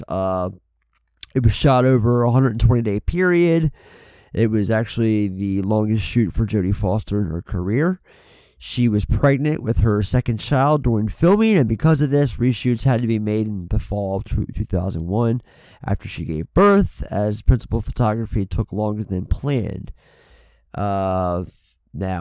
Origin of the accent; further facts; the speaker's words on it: Baltimore, Maryland, United States; I'm a Baltimore guy. Obviously, we're both from Baltimore.